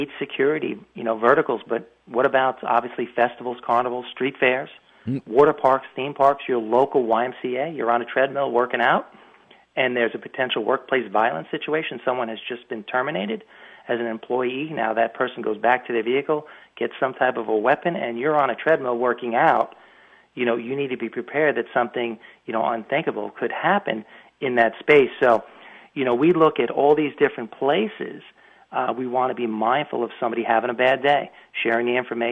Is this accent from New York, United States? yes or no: yes; Long Island, New York, United States; moved away; I'm from Long Island originally